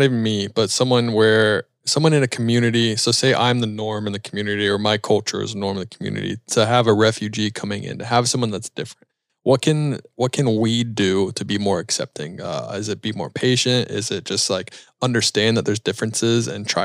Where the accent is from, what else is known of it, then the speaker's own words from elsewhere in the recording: United States; I am an American